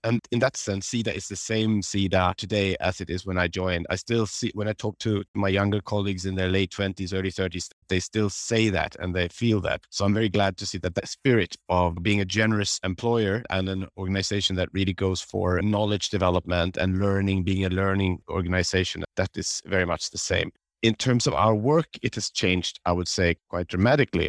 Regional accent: Solna, Stockholm County, Sweden; I grew up just outside Stockholm in a place called Solna

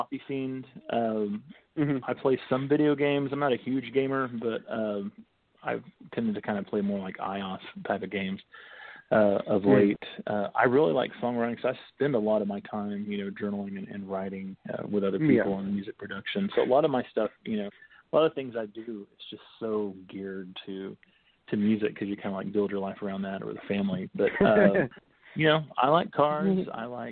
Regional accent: Kellyville, Oklahoma, United States; I grew up in Oklahoma, you know, in Kellyville, Oklahoma

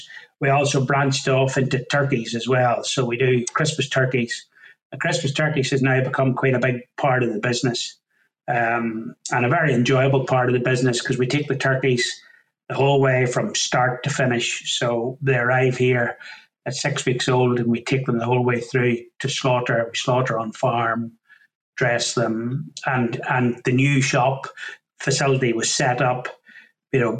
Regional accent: County Down, Northern Ireland, United Kingdom; now in Lanarkshire, United Kingdom; not originally from these parts, originally from County Down in Northern Ireland

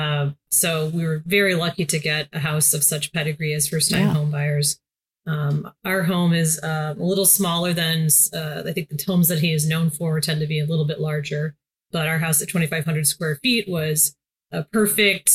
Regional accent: Detroit area, Michigan, United States; moved away as an adult; also born or lived in Los Angeles; to come back to my hometown and really build things here

